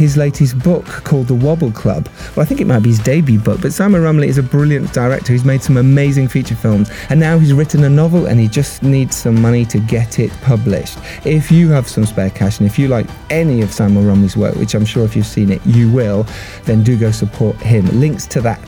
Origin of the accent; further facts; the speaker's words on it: Harrogate, Yorkshire and the Humber, United Kingdom; my hometown of Harrogate